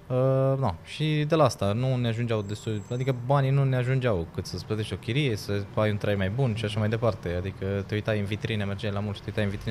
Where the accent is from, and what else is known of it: Timișoara, Timiș County, Romania